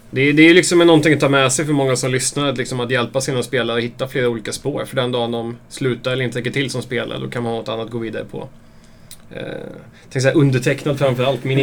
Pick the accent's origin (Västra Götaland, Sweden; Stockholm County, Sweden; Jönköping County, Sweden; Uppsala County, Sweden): Uppsala County, Sweden; Björklinge; now in Uppsala, Sweden; jag är från Björklinge